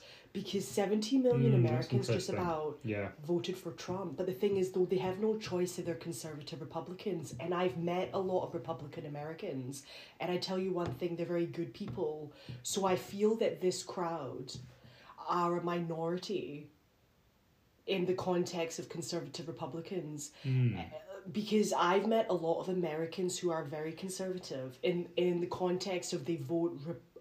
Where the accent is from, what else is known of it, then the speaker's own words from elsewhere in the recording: United Kingdom; I'm British